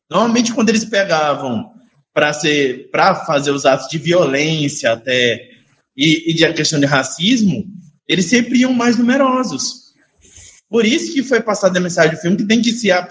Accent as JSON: {"language": "Portuguese", "region": "São Paulo", "country": "Brazil", "tie": "born there", "lives_now": "Canindé, Brazil", "said": "Eu sou filho de pais cearenses, eu nasci em São Paulo, eu vi o que acontecia com os meus pais lá."}